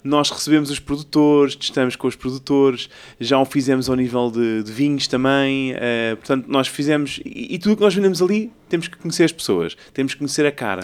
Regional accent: Ericeira, Lisbon, Portugal; Eu sou, eu sou de Ericeira, praticamente, eu vivi lá a minha vida quase toda

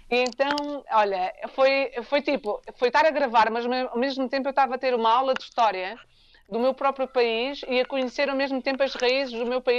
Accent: South Africa; also born or lived in Angola; E, e eu, como cresci, é, a, minha, a minha experiência mesmo da África, a África é a África do Sul. Eu nasci em Angola

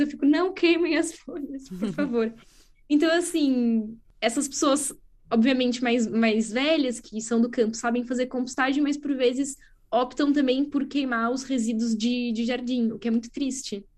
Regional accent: Brazil; moved away as an adult; also born or lived in France / Middle East / São Paulo; now in Coimbra, Portugal; eu nasci no Brasil, fiz universidade no Brasil

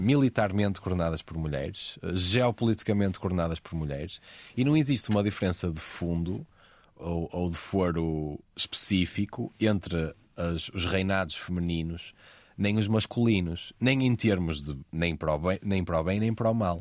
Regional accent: Porto, Norte, Portugal; O subúrbio, o Porto já é um sítio mais fechado, Exato. historicamente. Sim o subúrbio do Porto

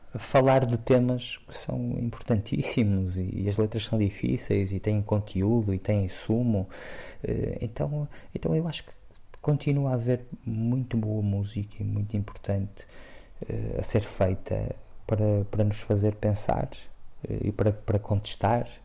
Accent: Porto, Norte, Portugal; moved away; eu transpiro o Porto cresci no centro do Porto em Santo Ilfonso e fui vivendo em várias zonas do Porto e e é lá a minha casa

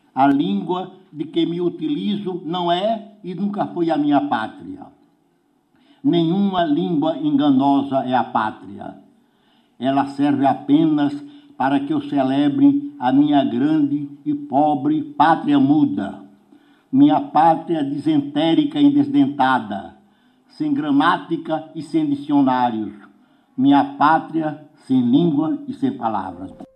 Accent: Maceió, Alagoas, Brazil; Minha pátria é a terra mole e peganhenta onde nasci e o vento que sopra em Maceió

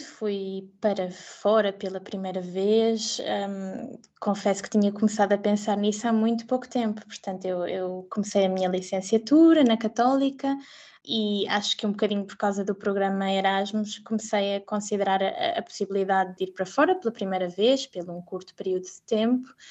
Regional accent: Portugal; moved away as an adult; also born or lived in Spain; now in Zurich, Switzerland; sendo portuguesa

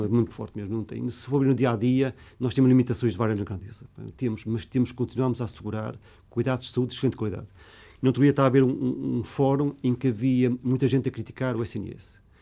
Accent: Porto, Norte, Portugal; also born or lived in Lisbon; Porto é a minha cidade natal de eleição.

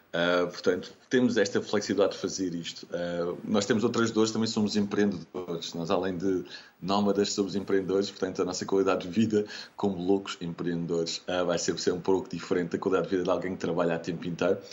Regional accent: Lisbon, Portugal; Eu sou de Lisboa

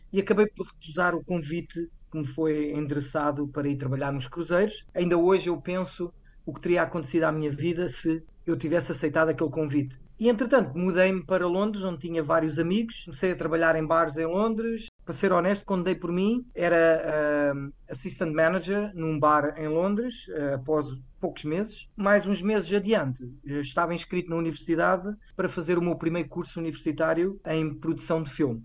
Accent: Vila Franca de Xira, Lisbon, Portugal; moved away as an adult; also born or lived in Algarve / London / Netherlands / China; now in Koh Lanta, Thailand; eu sou de Vila Franca de Xira, que é uma cidade pequena

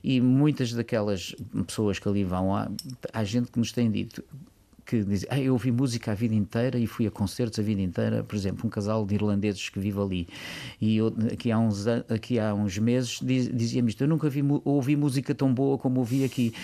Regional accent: Lisbon, Portugal; also born or lived in Algarve; eu sou então- de Lisboa, nasci em Lisboa, apesar ah. de ter família algarvia

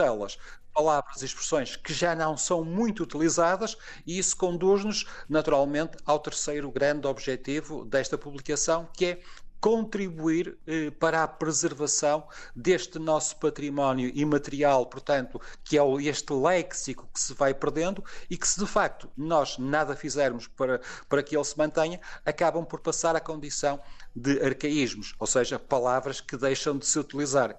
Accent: Porto, Norte, Portugal; accent: Porto; tendo nascido e crescido no Porto

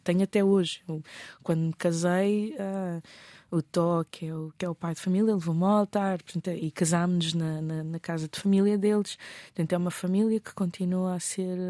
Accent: Mozambique; enquanto moçambicana

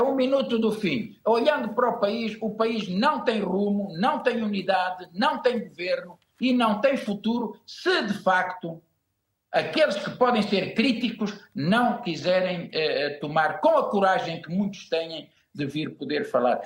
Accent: São Tomé & Príncipe; eu nasci em São Tomé

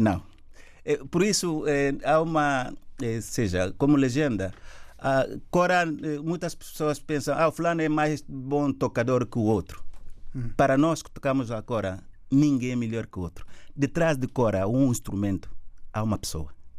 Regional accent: Gabú, Guinea-Bissau; moved away; nasci em Gabo, sou do Gabo

